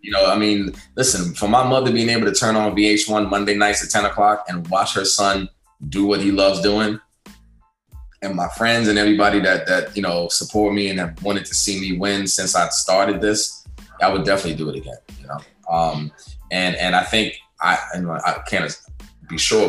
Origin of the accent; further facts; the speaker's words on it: Guyana; moved away; my home country, back down in Guyana, in South America